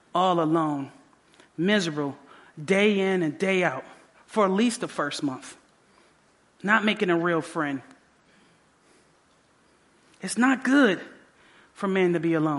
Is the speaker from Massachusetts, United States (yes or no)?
no; Detroit, Michigan, United States; also born or lived in Southfield, Michigan / Oklahoma; I grew up in Detroit all the rest of those years, my ninth grade year.